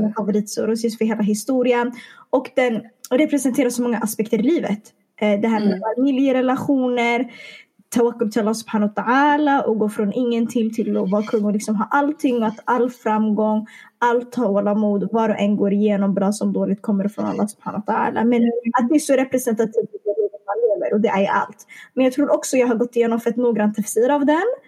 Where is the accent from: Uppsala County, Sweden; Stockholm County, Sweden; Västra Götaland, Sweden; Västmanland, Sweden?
Stockholm County, Sweden; Stockholm; jag är från Stockholm